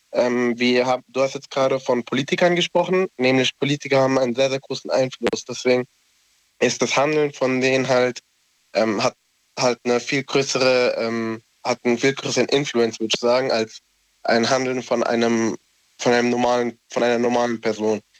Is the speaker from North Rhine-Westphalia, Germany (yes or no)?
no; Hesse, Germany; Ich bin aus der Nähe von Frankfurt.